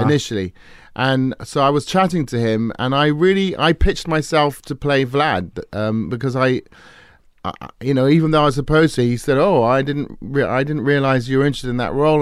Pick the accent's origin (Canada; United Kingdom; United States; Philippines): United Kingdom; England; I grew up in England